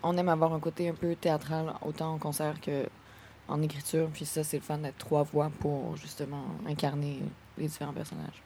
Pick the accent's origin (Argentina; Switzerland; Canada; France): Canada; Quebec City, Quebec; Moi, je viens de Québec